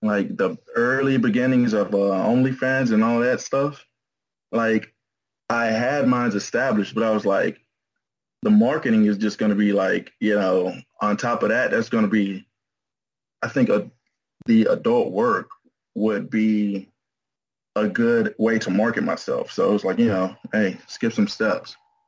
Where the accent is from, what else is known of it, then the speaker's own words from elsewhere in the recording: Atlanta, Georgia, United States; Atlanta, Georgia.